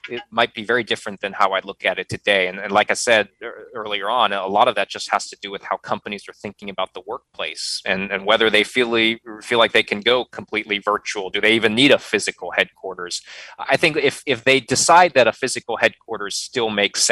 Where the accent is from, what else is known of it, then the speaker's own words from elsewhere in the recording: Midwest, United States; moved away as an adult; now in North Carolina, United States; I come from the Midwest.